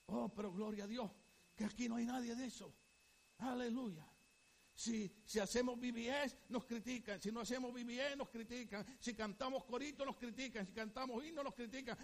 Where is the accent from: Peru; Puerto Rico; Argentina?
Puerto Rico; Yo soy puertorriqueño